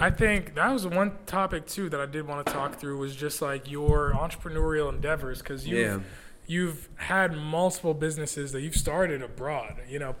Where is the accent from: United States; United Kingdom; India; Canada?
Canada; Like I'm Canadian and I didn't go to I didn't go to HBCU. I didn't even go to U.S. college.